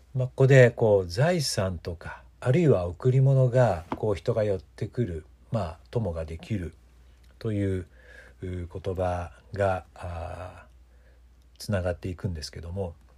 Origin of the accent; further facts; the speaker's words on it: Mikawa region, Aichi, Japan; 私たちのふるさとこの地域三河地方